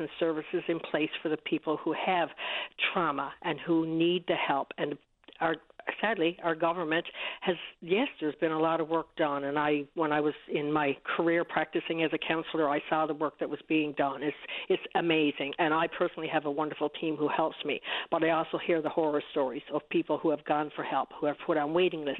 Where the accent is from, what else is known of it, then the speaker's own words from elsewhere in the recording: Newfoundland and Labrador, Canada; I'm from Newfoundland. I lived on the East Coast, grew up on the East Coast, moved to Labrador